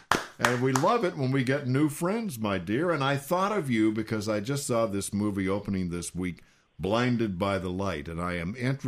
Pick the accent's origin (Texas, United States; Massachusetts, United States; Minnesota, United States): Texas, United States; San Antonio; I want to mention something that has meaning to my hometown, and it is the San Antonio cornetist, Jim Cullum.